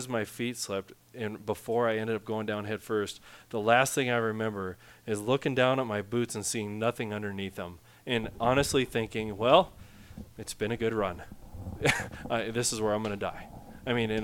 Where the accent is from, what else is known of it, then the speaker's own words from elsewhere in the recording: Western North Dakota, United States; I'm from Western North Dakota